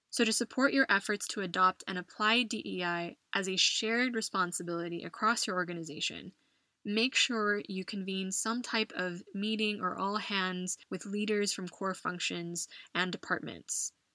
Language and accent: English; United States; moved away as an adult; now in Madrid, Spain; my home country of the US